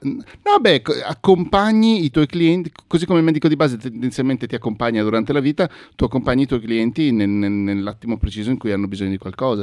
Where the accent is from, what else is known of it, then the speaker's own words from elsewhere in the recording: Mestre, Veneto, Italy; gli amici miei con cui sono cresciuto a Mestre